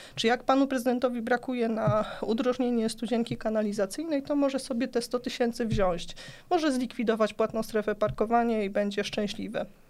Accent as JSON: {"language": "Polish", "town": "Płock", "region": "Masovian Voivodeship", "country": "Poland", "said": "u nas w Płocku"}